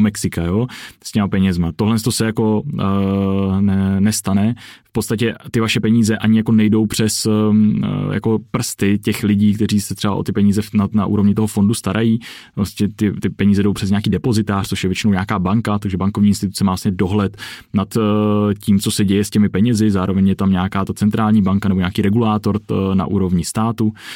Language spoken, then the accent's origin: Czech; Czechia; jako Čech